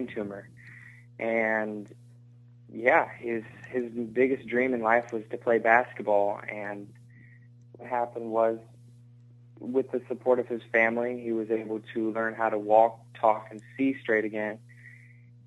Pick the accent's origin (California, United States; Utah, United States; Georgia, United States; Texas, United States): Texas, United States; I played basketball growing up in Texas